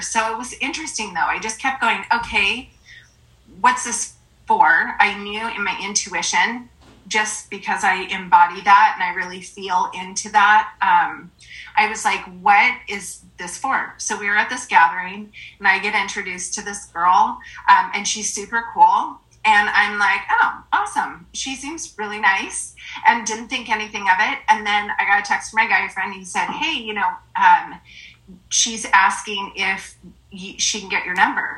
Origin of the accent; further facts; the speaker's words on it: Forks, Washington, United States; I am from originally from Forks, Washington, so tiny town